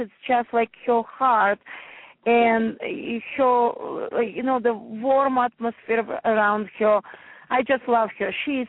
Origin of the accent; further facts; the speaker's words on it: New Jersey, United States; I'm from New Jersey. My shop in Madison, New Jersey, it's a Morris County, so it's north part of Jersey, but very close to the city.